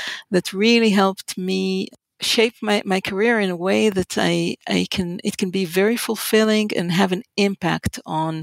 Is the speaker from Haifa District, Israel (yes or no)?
yes; Haifa, Haifa District, Israel; moved away as an adult; I was born in Israel and in the city called Haifa